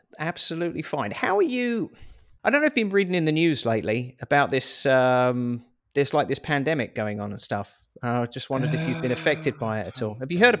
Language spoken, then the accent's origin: English; Portugal